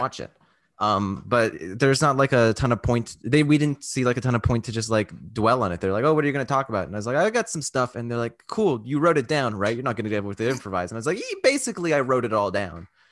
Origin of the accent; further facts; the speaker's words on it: Canada; I'm Canadian